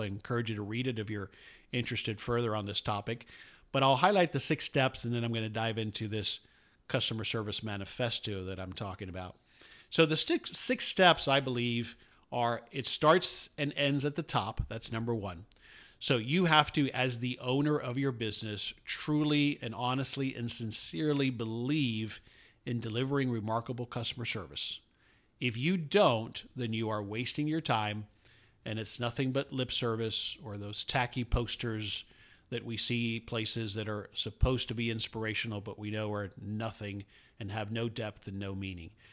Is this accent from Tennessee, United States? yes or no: no; Miami, Florida, United States; moved away as an adult; now in Dallas, United States; I grew up in South Florida, although I've been in the Dallas area since nineteen eighty-nine, uh, but most of my childhood and early adulthood was spent in Miami